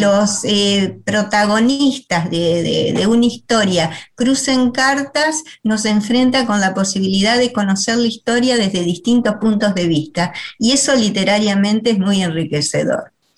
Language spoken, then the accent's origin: Spanish; Paraná, Entre Ríos, Argentina; moved away; yo soy de Paraná